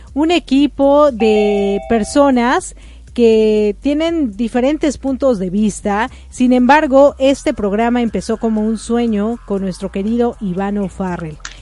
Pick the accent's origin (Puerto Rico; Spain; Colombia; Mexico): Mexico; also born or lived in Ecuador; now in United States; yo salí muy joven de México